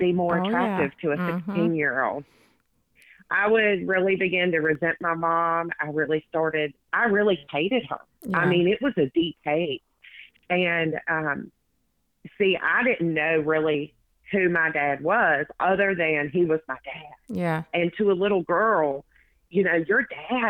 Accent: West Virginia, United States; I was born and raised in West Virginia

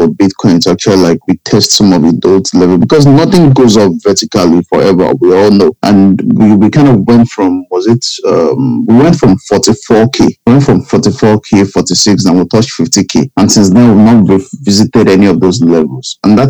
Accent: Nigeria; I'm Nigerian.

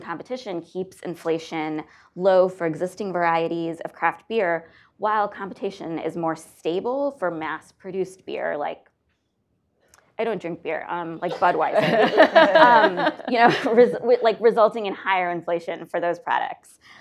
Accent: Northeast Ohio, United States; growing up in Northeast Ohio

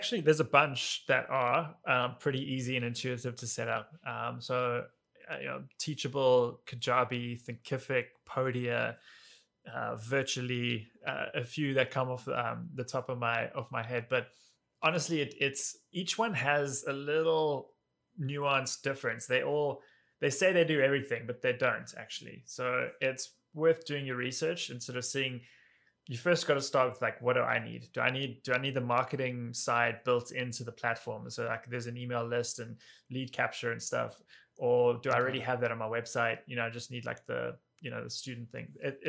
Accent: Cape Town, Western Cape, South Africa; moved away as an adult; now in New York, United States; So I grew up in Cape Town, in South Africa. And then 11 years ago, I got an opportunity to come with a company I was working for at the time to come here for 2 years.

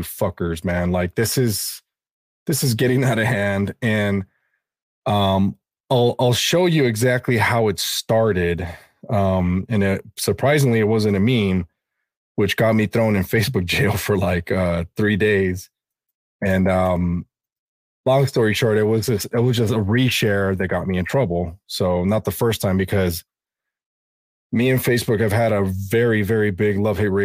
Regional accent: California, United States; my home state of California

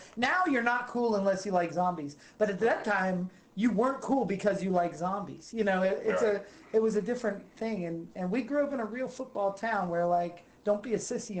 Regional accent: East Stroudsburg, Pennsylvania, United States; I grew up in East Stroudsburg, Pennsylvania, the home of Rosetta.

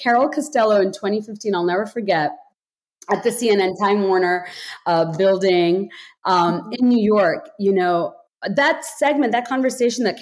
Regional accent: Bangladesh; moved away; I grew up in Bangladesh, deeply patriarchal society

